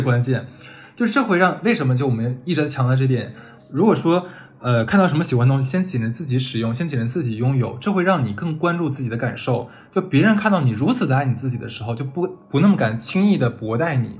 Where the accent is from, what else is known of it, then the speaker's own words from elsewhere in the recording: Northeast China, China; moved away as an adult; 我是东北人嘛，尤其在我们八零年代，我们那一批的小孩儿